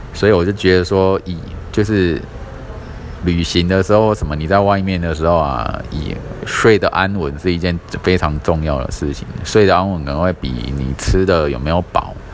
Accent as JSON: {"language": "Chinese", "region": "Kaohsiung", "country": "Taiwan", "tie": "born or raised there", "said": "因为我小时候就在这个新乐街的旅馆跑跑跳跳嘛，哈，那时候还很小，然后后来我跑去住新兴区这样，一直住到现在"}